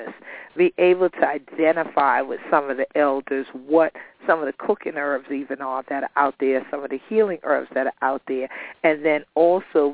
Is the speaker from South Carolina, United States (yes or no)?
yes; St. Helena Island, South Carolina, United States; I grew up here on St. Helens Island